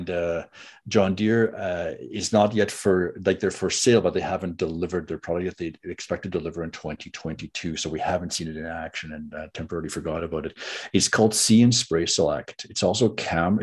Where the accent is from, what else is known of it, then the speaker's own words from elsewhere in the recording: Red River Valley of southern Manitoba, Canada; I grew up in the Red River Valley of southern Manitoba